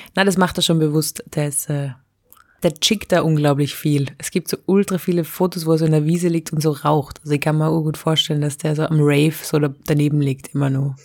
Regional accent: Innsbruck, Tyrol, Austria; moved away as an adult; now in Vienna, Austria; ich bin ja mit 18 schon von Innsbruck nach Wien gezogen

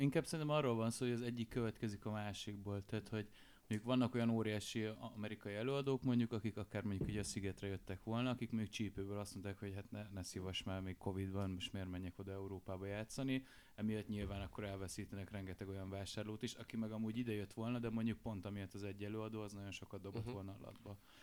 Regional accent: Miskolc, Borsod-Abaúj-Zemplén, Hungary

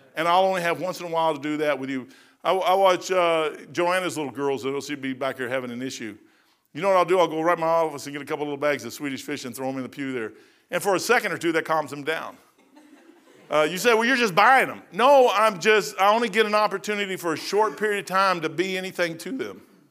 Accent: Kentucky, United States; I'm from Kentucky

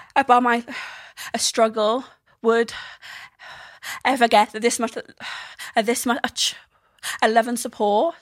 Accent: South Wales, United Kingdom; I am from the South Wales

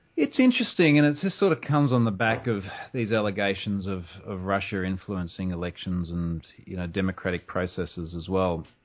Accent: Australia; I am also Australian

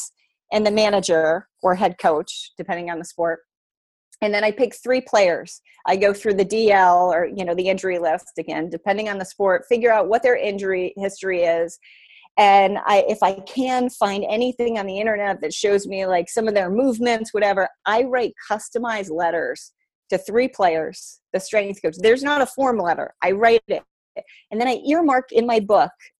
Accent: Boston, Massachusetts, United States; I'm from Boston

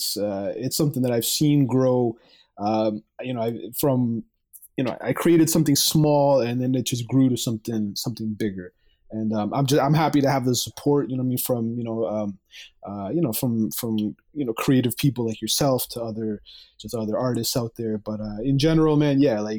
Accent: Mississauga, Ontario, Canada; I'm from Canada. I'm from Mississauga, Ontario, right next to Toronto.

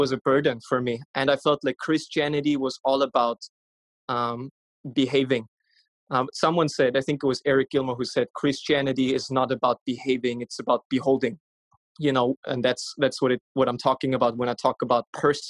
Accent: Vienna, Austria; I'm from Vienna, Austria. I was born and raised there.

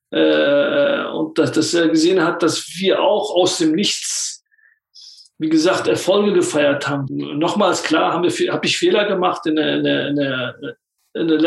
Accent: Turkey; now in Germany; Ich, ich bin Kurde, es, ist, es war in der Türkei nicht einfach für uns. Und dann kommst du nach Deutschland, das ist auch nicht einfach.

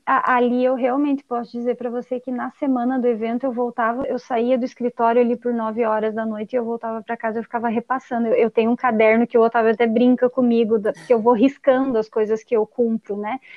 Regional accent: Brazil; also born or lived in Cuiabá, Mato Grosso, Brazil; quando eu voltei aqui para minha cidade natal

